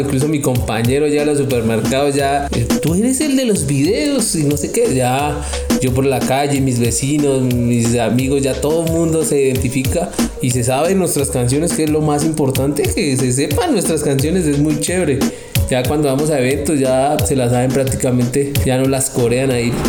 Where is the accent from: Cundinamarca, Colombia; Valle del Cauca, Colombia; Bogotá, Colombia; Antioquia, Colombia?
Cundinamarca, Colombia; Tabio; yo nací en el bello municipio hermoso Tabio, Cundinamarca